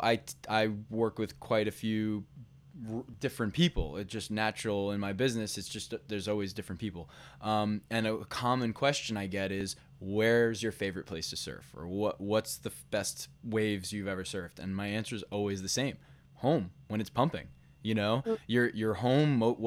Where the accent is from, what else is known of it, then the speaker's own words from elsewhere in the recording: New York, United States; I'm from New York